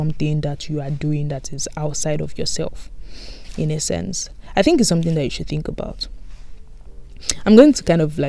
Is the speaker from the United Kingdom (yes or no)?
no; Nigeria; moved away; back home, you know, because I'm from Nigeria.